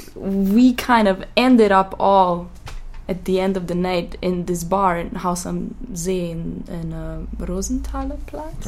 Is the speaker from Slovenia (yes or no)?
yes; Ljubljana, Slovenia; moved away; I'm from Ljubljana. Like I was raised in Ljubljana, Slovenia